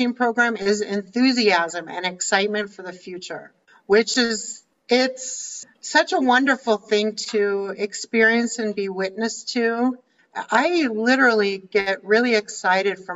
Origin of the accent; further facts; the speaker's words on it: Littleton, Colorado, United States; moved away as an adult; also born or lived in Washington, D.C. / Arizona; I grew up in Littleton, Colorado